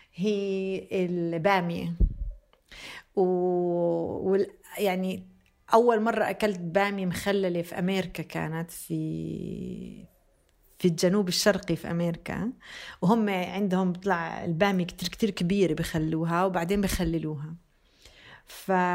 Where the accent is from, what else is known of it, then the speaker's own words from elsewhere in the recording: Bethlehem, West Bank, Palestine; moved away; also born or lived in Jenin; منطقة بيت لحم وين انا تربيت